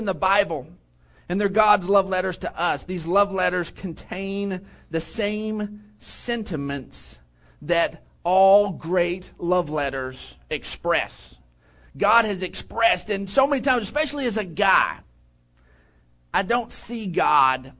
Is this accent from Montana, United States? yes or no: no; Odessa, Texas, United States; I grew up in Odessa, and out there it's just flat